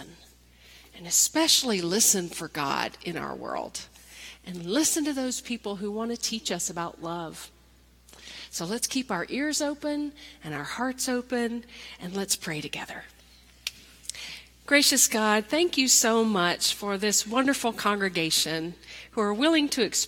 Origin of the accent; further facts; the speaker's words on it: Nashville, Tennessee, United States; I'm from Nashville, Tennessee.